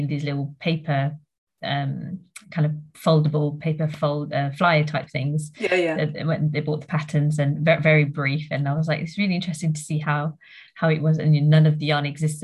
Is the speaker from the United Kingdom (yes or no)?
no; Mauritius; moved away; I grew up in Mauritius for a bit. So that's where I'm from originally.